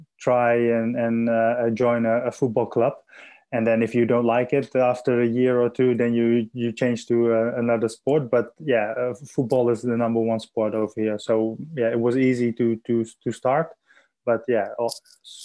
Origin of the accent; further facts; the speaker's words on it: Assen, Drenthe, Netherlands; also born or lived in Adelaide; I'm in the Netherlands in my hometown of Assen